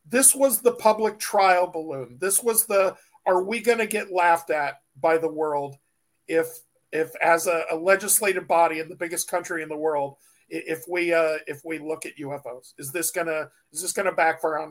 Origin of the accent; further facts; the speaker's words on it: San Diego, California, United States; I grew up in San Diego